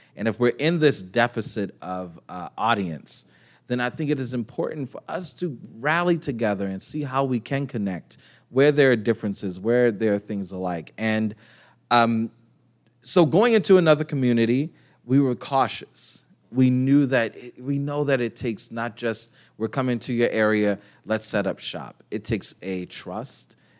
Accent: Baltimore, Maryland, United States; moved away as an adult; now in Pittsburgh, United States; I'm a transplant to Pittsburgh, so I grew up in Baltimore

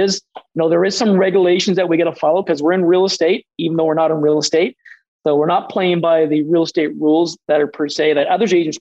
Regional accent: Atlantic Canada, Canada; as Atlantic Canadians

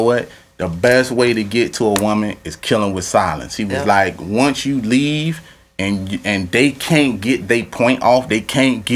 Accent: Louisiana, United States; I'm from Louisiana

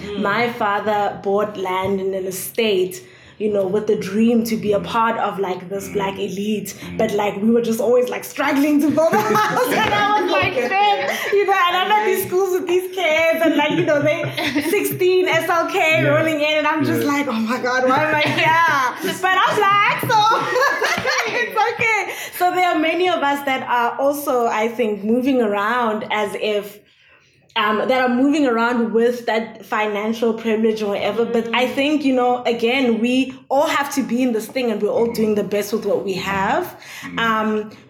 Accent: Johannesburg, Gauteng, South Africa; now in Cape Town, South Africa; back in Joburg

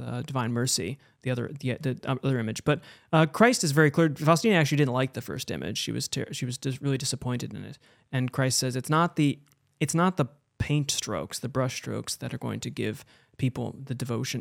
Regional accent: Buffalo, New York, United States; I grew up in Buffalo with a, a Polish Catholic town.

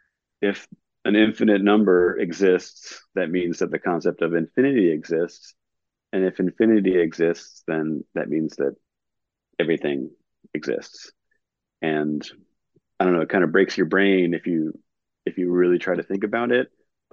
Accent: Raleigh, North Carolina, United States; also born or lived in New Jersey / California; Like, I was born in New Jersey, grew up in California, ended up growing up in Raleigh, like from about when we met in middle school.

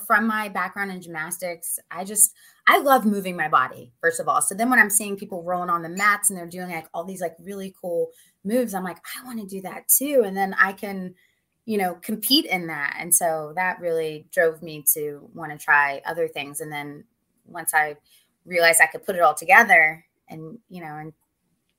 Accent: West Virginia, United States; moved away; also born or lived in Myrtle Beach, South Carolina / Ohio / Cincinnati, Ohio / Pennsylvania; I'm originally from West Virginia, but most of my family lives in Ohio now

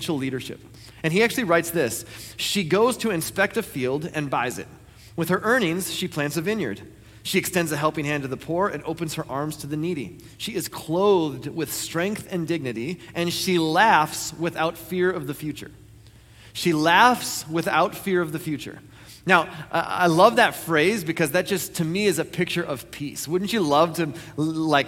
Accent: United States; I was born in the United States of America.

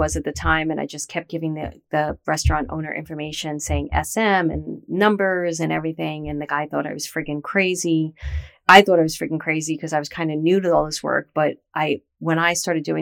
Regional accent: New York City, New York, United States; I was from Brooklyn

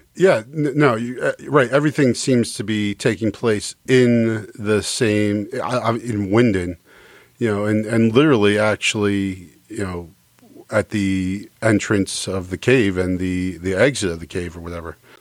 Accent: United States; as an American

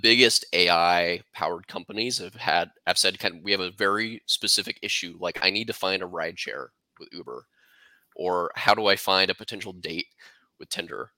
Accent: Kansas City, United States; I'm from Kansas City

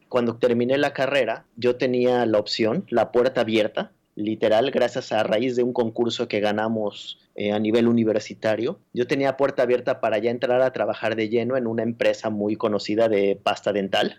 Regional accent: Mexico City, Mexico; Yo nací y crecí en la Ciudad de México, que es la jungla de asfalto.

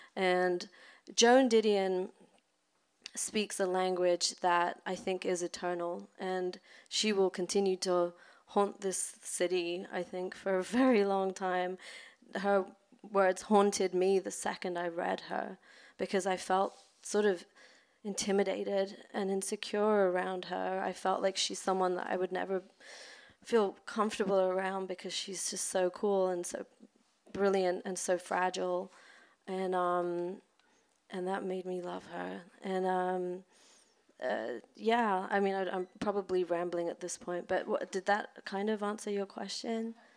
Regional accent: London, United Kingdom; now in Los Angeles, United States; I grew up in London in the suburbs

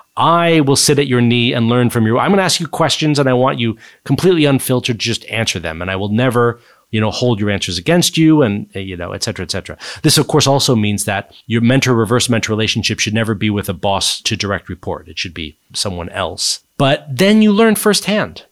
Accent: Silicon Valley, California, United States; moved away as an adult; also born or lived in East Coast of the US; now in United Kingdom; I grew up in the U S. I grew up in Silicon Valley, California

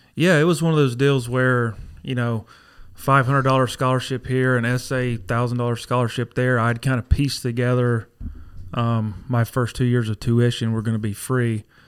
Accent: Dysartsville, North Carolina, United States; Born and raised in Dizarsville

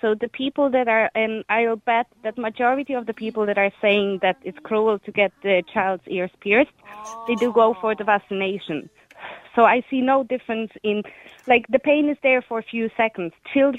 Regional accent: Poland

